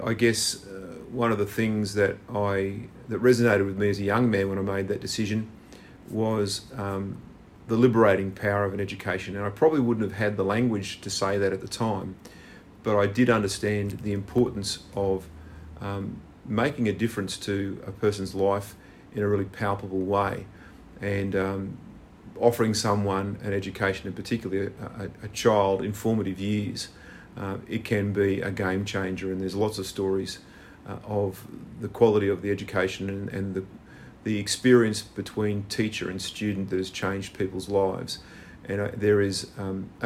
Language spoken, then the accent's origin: English; Brisbane, Queensland, Australia; moved away; also born or lived in Nambour, Queensland; Brisbane boy. Actually, my origins are, I was born in Nambour in the good state of Queensland